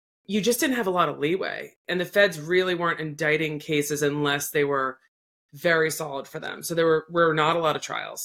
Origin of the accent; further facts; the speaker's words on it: Massachusetts and New Hampshire, United States; also born or lived in Philadelphia; I grew up in Mass and New Hampshire